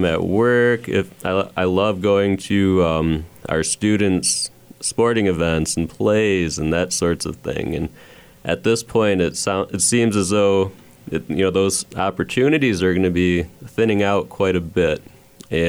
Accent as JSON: {"language": "English", "region": "Michigan", "country": "United States", "moved": "yes", "said": "I'm from Michigan"}